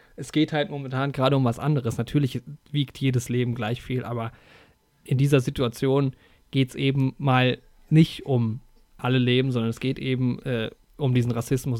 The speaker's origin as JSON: {"language": "German", "country": "Germany", "said": "bei uns in Deutschland"}